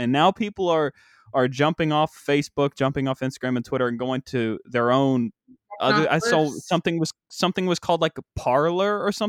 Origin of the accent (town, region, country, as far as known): West Virginia, United States; born or raised there